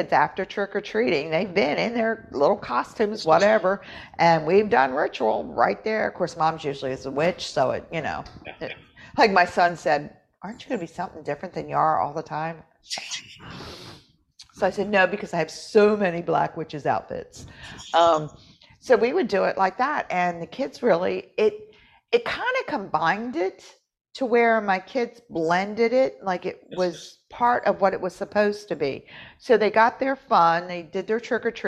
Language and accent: English; West Virginia, United States; moved away; I'm from West Virginia.